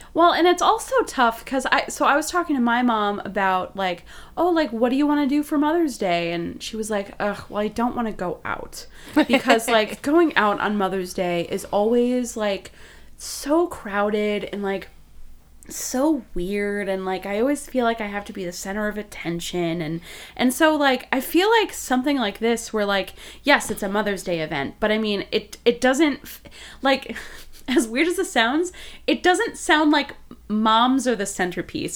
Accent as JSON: {"language": "English", "region": "Wisconsin", "country": "United States", "said": "I'm I'm from Wisconsin, and so like, I'm, as a vegan person from Wisconsin"}